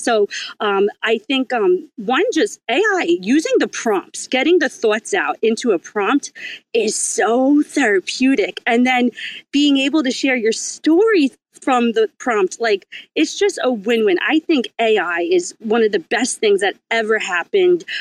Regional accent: New York, United States; I'm from New York

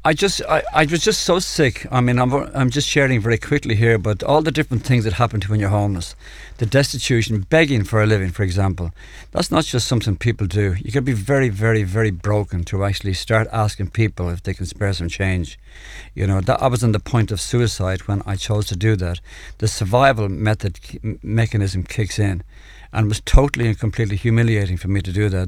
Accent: Dublin, Leinster, Ireland; I come from Clontarf in Dublin, uh, a middle-class family

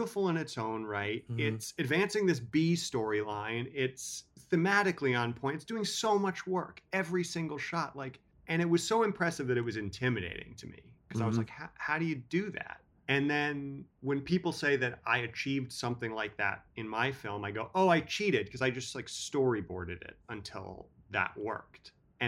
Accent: Manhattan, New York, United States; I grew up in Manhattan, so we had chained in front of every pizza place and video store.

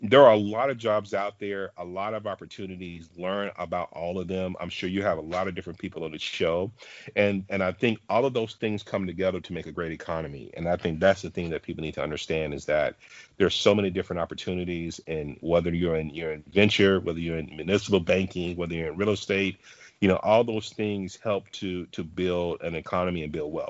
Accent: the South, United States; I'm from the South, uh

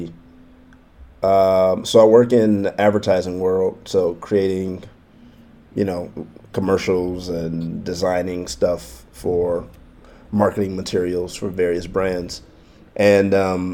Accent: Detroit, Michigan, United States; I grew up in Detroit, majority black city

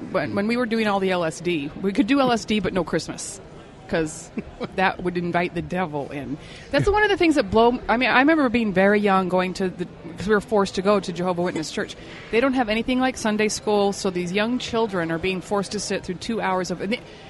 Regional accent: Salt Lake City, Utah, United States; We grew up in Section 8 houses.

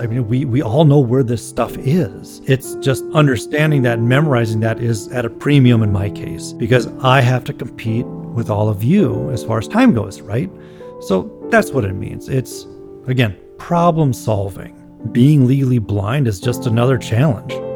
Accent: Minneapolis, Minnesota, United States; I am a composer from Minneapolis, Minnesota.

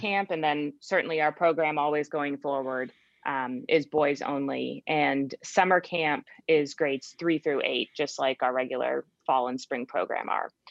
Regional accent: Cape Cod, Massachusetts, United States; moved away; i grew up in cape cod massachusetts

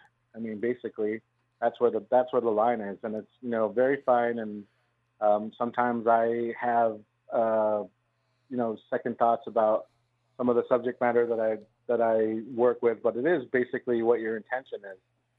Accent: Santa Fe, New Mexico, United States; I grew up in Santa Fe. I was one of the few people that can say that I was born there.

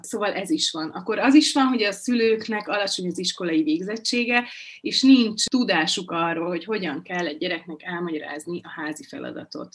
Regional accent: Budapest, Hungary; moved away as an adult; now in Borsod-Abaúj-Zemplén County, Hungary; Budapesten születtem

